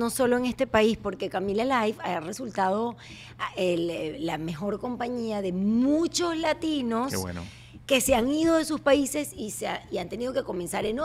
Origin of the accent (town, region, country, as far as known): Venezuela